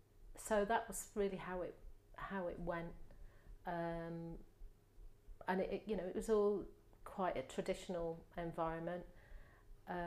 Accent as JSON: {"language": "English", "town": "Manchester", "region": "North West England", "country": "United Kingdom", "tie": "born there", "said": "I'm the oldest of three. My dad was in the army, and I was born in Manchester because he was based in Ashton-under-Lyne in the army there."}